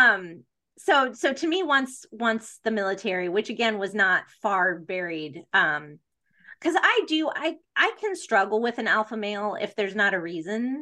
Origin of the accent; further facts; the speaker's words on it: United States; as an American